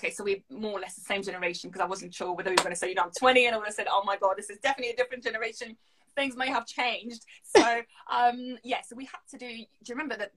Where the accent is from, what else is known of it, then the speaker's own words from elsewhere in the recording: Syria; English is a second language; we started learning English, I believe, in Syria, so second year of, of primary school.